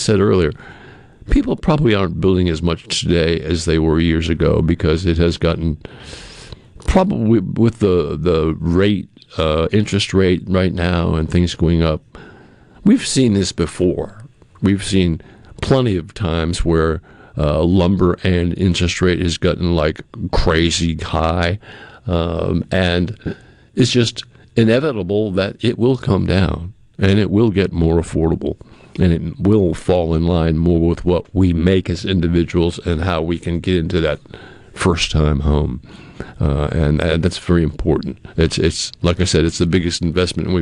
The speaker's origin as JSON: {"language": "English", "region": "Massachusetts", "country": "United States", "tie": "born or raised there", "moved": "as an adult", "lives_now": "Mississippi, United States", "said": "I was growing up in Massachusetts"}